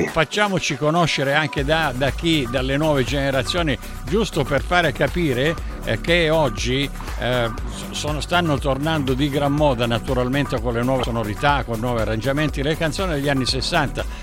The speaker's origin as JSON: {"language": "Italian", "town": "Barcellona Pozzo di Gotto", "region": "Sicily", "country": "Italy", "lives_now": "South Australia, Australia", "said": "io sono di Barcellona che è il, il paese accanto, accanto a Milazzo. Eh, eh sì, poi tra, eh sì, tra, eh sì. Tra l'altro qui dove vivo io in Sud Australia"}